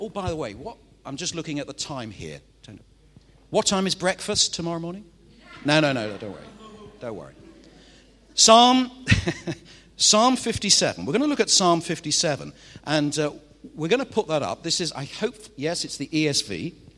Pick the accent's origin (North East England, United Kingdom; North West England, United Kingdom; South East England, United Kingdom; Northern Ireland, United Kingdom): North West England, United Kingdom; Manchester; I'm from Manchester in the northwest of England